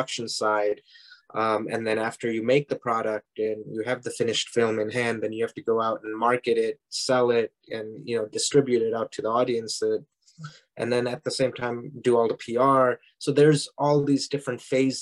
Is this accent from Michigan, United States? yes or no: no; Parma Heights, Ohio, United States; moved away; I grew up in Parma Heights, you know, about 20 minutes down south of Cleveland.